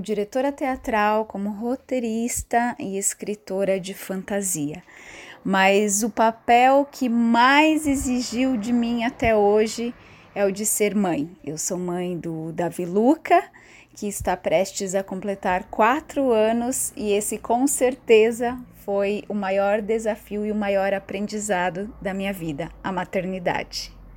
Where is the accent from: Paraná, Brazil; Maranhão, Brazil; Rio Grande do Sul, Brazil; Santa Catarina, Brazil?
Santa Catarina, Brazil; now in São Paulo, Brazil; moro na cidade de São Paulo, mas sou natural de Santa Catarina